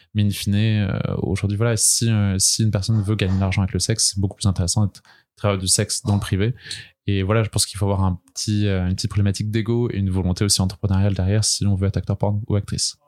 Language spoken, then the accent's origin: French; Brest, Brittany, France; moved away as an adult; now in Paris, France; je viens de Bretagne, de Brest, mais je suis à Paris depuis maintenant 6 ans.